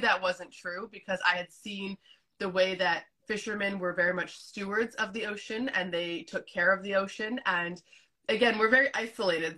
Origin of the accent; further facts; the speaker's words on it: Canada; also born or lived in Azores, Portugal; I grew up in Canada, but you know, my, my family still has those ties to Portugal